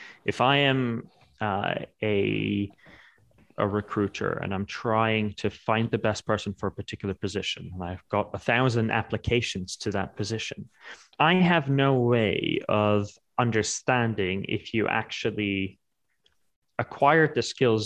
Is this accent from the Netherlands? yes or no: yes; Netherlands; also born or lived in New York; now in London, United Kingdom; So I am Dutch.